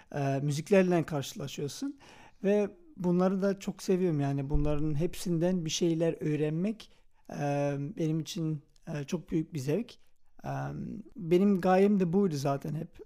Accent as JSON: {"language": "Turkish", "town": "Antwerp", "region": "Flanders", "country": "Belgium", "tie": "born or raised there", "said": "ben Belçika'da yaşıyorum. Anvers'te doğdum"}